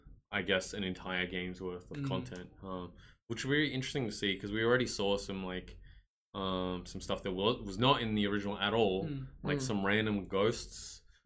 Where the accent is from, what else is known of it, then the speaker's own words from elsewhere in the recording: Australia; There are some disadvantages to being Australian